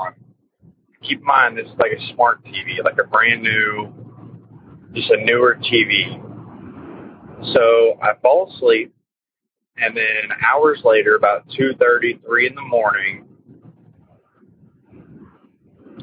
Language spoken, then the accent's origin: English; Texas, United States; I'm from Texas